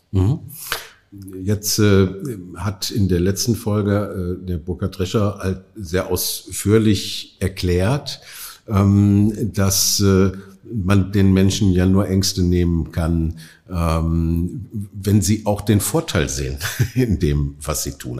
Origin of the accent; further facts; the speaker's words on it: Oberhausen, North Rhine-Westphalia, Germany; ich komme ja aus Oberhausen